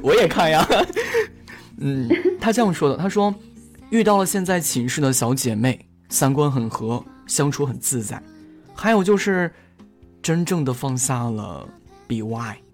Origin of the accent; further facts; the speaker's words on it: Shandong, China; also born or lived in Xiamen; 我爸妈是他们是比较想让我留在就是山东省内嘛